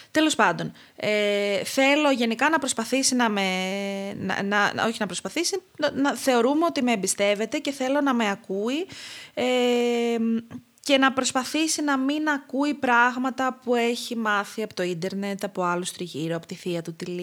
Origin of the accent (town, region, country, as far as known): Crete, Greece